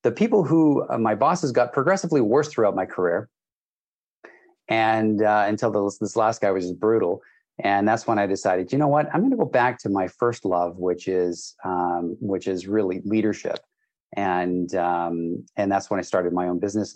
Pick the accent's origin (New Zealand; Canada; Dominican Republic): Canada; also born or lived in British Columbia, Canada; I am Canadian. I live in British Columbia, Canada